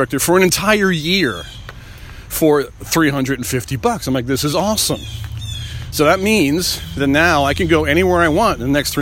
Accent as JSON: {"language": "English", "area": "Long Island", "region": "New York", "country": "United States", "tie": "born or raised there", "said": "I grew up in Long Island"}